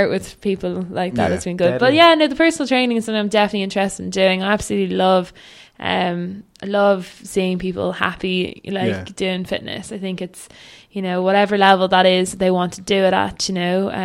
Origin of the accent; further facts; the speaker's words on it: Dún Laoghaire, Leinster, Ireland; I grew up in Dunleary, and you know, I grew up sailing down on the seafront